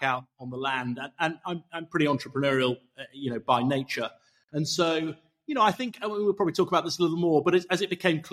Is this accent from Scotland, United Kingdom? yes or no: no; Somerset, South West England, United Kingdom; moved away; also born or lived in Silicon Valley, California / Chilterns; I grew up on the farms in Somerset